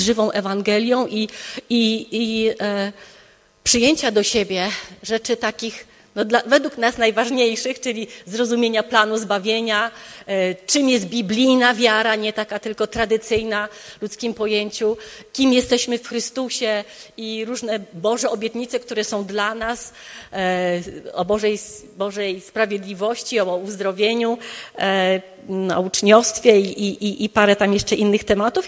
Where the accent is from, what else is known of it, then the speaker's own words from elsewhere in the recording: Wrocław, Lower Silesian Voivodeship, Poland; moved away as an adult; also born or lived in United States; Ja się wychowałam, jestem rodowitą wrocławianką, wychowałam się tutaj